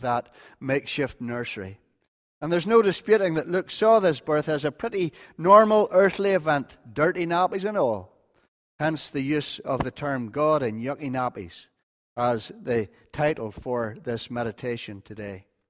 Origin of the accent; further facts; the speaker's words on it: North Antrim, Northern Ireland, United Kingdom; I'm from North Antrim